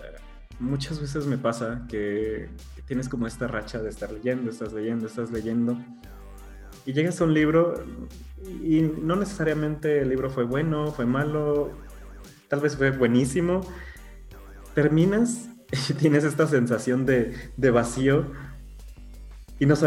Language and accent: Spanish; United States; mis papás llegaron a Estados Unidos, este, yo ya nací en Estados Unidos, pero sigo teniendo como ese, ese, ese, esa relación con algo que realmente yo no conocí, pero me intentan inculcar, pero realmente yo ya soy de acá